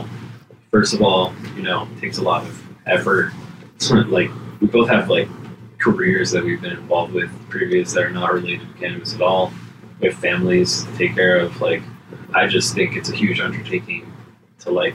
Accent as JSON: {"language": "English", "town": "Los Angeles", "region": "California", "country": "United States", "said": "I'm originally from here. I'm just from"}